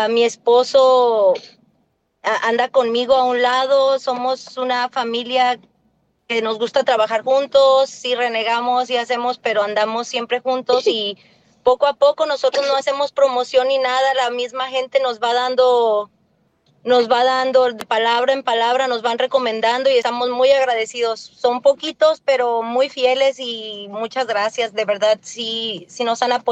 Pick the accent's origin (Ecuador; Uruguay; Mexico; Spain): Mexico; Arandas, Jalisco; Pues eh, yo soy de allá de una tierra de taqueros y tequileros, soy de Arandas, Jalisco.